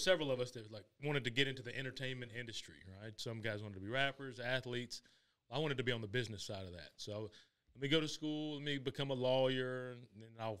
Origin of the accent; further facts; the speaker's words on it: South Carolina, United States; Born and raised in South Carolina. College educated, raised in an entrepreneurial family.